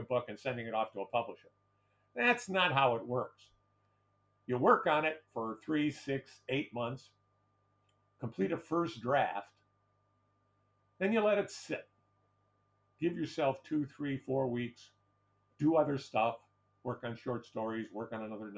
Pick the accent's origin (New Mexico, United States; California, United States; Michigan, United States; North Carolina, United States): Michigan, United States; Detroit; my hometown of Detroit